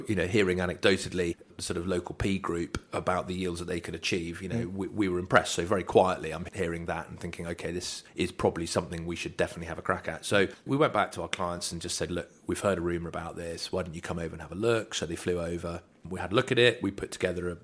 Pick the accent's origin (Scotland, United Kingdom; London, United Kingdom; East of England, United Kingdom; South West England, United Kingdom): East of England, United Kingdom; just outside Aldborough, Norfolk; moved away; I grew up just outside Aldborough, so I used to play a bit of rugby for Holt